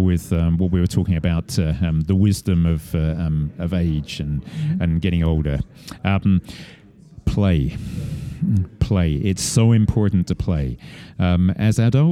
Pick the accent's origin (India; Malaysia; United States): United States; Estes Park, Colorado; Estes Park, which is my hometown